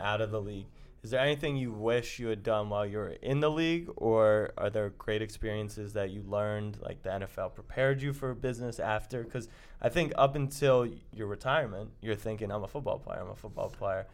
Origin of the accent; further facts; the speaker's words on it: Baltimore, Maryland, United States; I'm from Baltimore